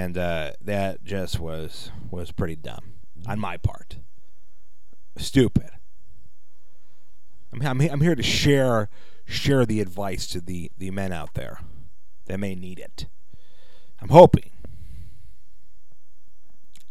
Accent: Chicago, Illinois, United States; I'm from Chicago. I sometimes talk like I'm from Chicago

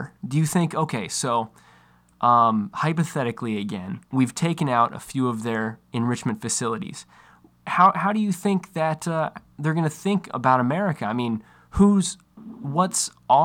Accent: Alaska, United States; now in Los Angeles, United States; my home state of Alaska.

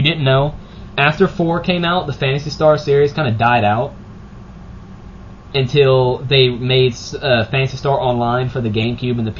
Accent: Cajun, Louisiana, United States; I'm Cajun

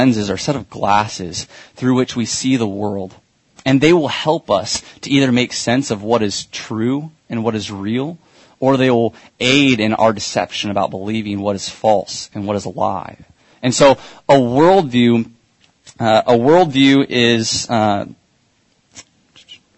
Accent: Kansas City, United States; I'm from Kansas City, and so I didn't get to grow up near all these awesome theme parks.

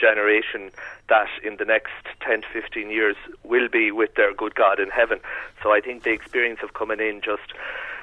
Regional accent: Carlow, County Carlow, Ireland; now in Bagenalstown, Ireland; I'm Carlow Town.

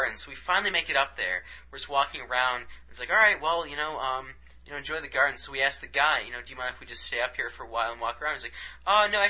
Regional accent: Detroit, Michigan, United States; we're from Detroit

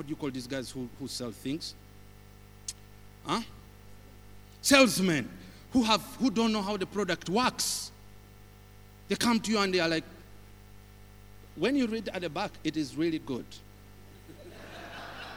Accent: Uganda; where do you come from? I said, Uganda.

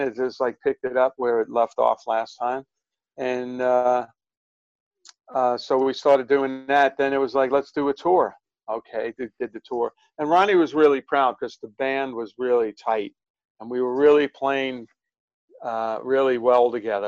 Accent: New York City, New York, United States; I grew up in Brooklyn

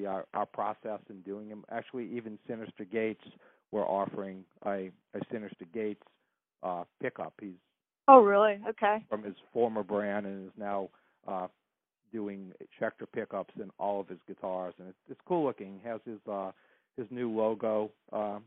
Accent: New Orleans, Louisiana, United States; growing up in New Orleans

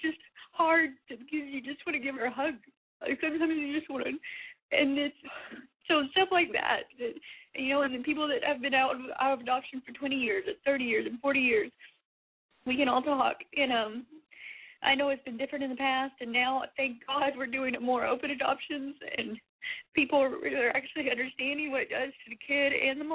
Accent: Texas, United States; I'm from Texas

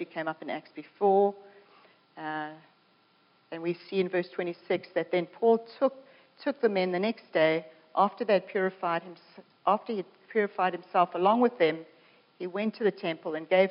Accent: South Africa; now in Canada; I'm a South African coming to Canada

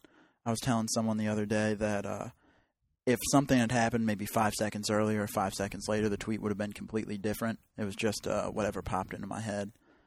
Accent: Richmond, Virginia, United States; I'm from Richmond

